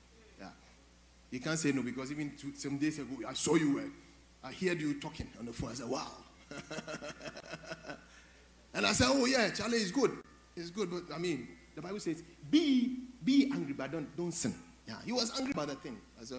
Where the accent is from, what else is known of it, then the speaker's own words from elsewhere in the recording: Kumasi, Ashanti, Ghana; because I'm from Kumasi, I want to speak to you sometimes.